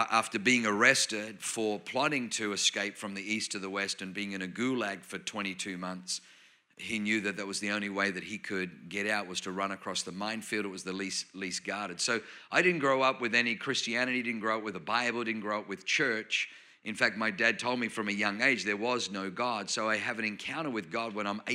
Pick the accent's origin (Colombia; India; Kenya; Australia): Australia; accent: Australian; also born or lived in Germany / New Zealand / South Auckland; now in Anaheim Hills, United States; You probably notice I have a Australian accent. But I was born in Germany, but I grew up in Australia. I spent 7 years in New Zealand